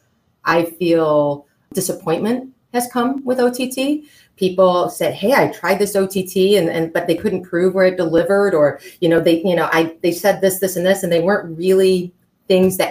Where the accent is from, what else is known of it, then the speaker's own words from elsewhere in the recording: Flint, Michigan, United States; I come from Flint, Michigan, which was, home of GM